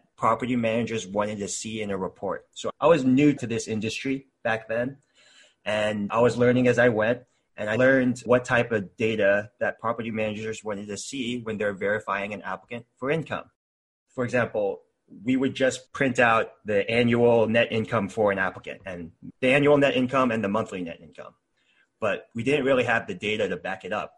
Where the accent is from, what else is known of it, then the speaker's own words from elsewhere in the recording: Texas, United States; moved away as an adult; now in Seattle, United States; I was born in Texas and lived there for 21 years. And now I live in Seattle.